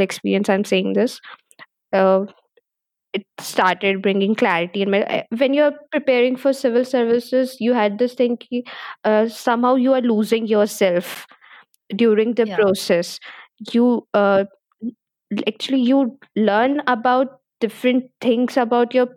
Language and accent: English; Chhattisgarh, India; also born or lived in Delhi; I'm from Chhattisgarh.